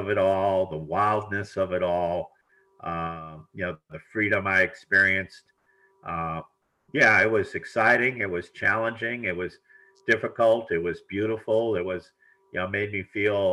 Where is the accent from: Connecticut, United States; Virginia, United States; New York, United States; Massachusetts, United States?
Connecticut, United States; Bridgeport; I was born in Connecticut, Bridgeport, Connecticut, which is in New England, southern New England